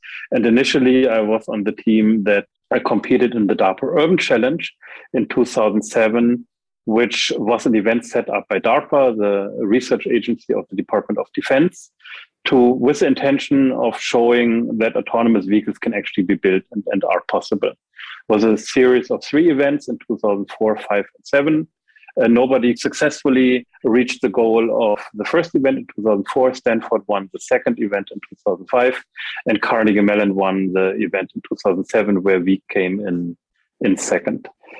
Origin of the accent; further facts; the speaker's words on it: Germany; also born or lived in United States; So after growing up in Germany and in the US, I did a PhD